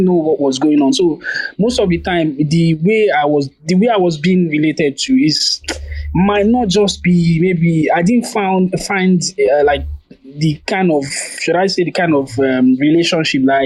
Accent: Nigeria

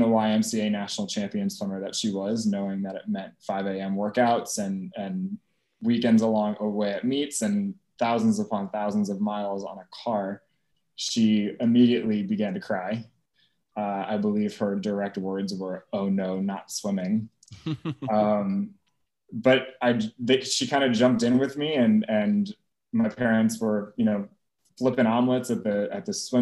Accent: Eastern Long Island, New York, United States; now in New York City, United States; I grew up on Eastern Long Island

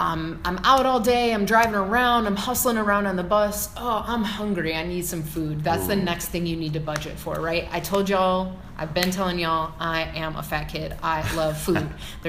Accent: Chicago, Illinois, United States; now in California, United States; as I grew up in Chicago

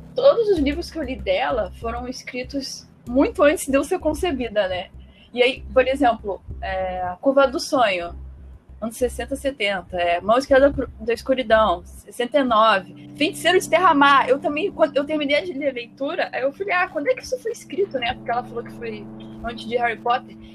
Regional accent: Brazil; Enquanto brasileiro aqui

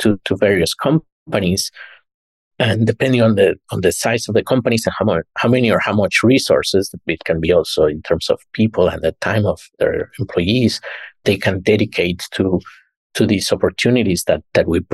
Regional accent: Mexico; moved away as an adult; also born or lived in New York; went back home, my home country in Mexico

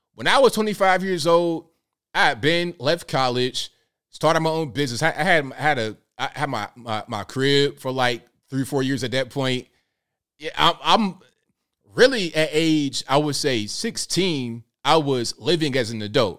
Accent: Portsmouth, Virginia, United States; Hey, Tanisha, I'm from Virginia. I'm from the hood. Look up Portsmouth, Virginia, P City, P Town. Okay, I'm from the absolute hood.

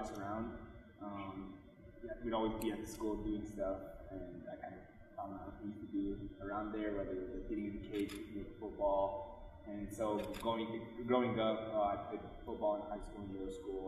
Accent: Pine Ridge Reservation, South Dakota, United States; moved away as an adult; I'm from the Pioneer Reservation of Oglala Lakota

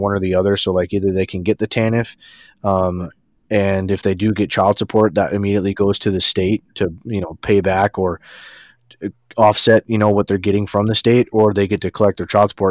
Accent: New York, United States; moved away; I grew up with in New York

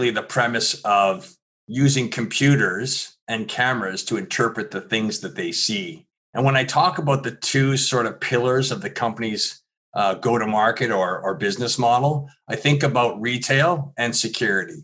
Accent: Canada; also born or lived in Philadelphia; I am Canadian

